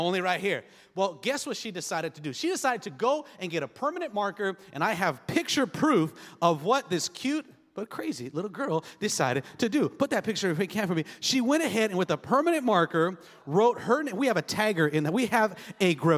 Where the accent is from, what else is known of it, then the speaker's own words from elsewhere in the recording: Los Angeles, California, United States; We grew up on Section 8 housing. I mean, we lived in a rough part of East L.A.